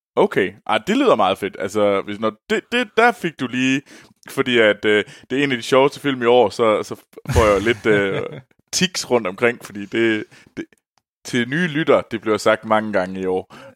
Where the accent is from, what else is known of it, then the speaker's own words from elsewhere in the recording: Denmark; moved away; jeg var hjemme i Danmark